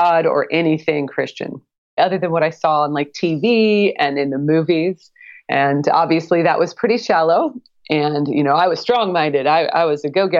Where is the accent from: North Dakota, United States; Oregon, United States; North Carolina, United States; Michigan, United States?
Oregon, United States; Portland; moved away as an adult; I grew up in the Pacific Northwest, Oregon, the Portland, Oregon area